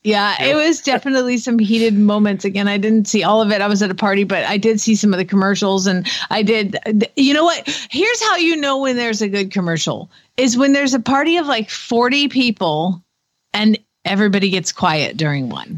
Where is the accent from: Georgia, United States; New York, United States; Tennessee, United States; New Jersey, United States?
Georgia, United States; Atlanta; I'm from Atlanta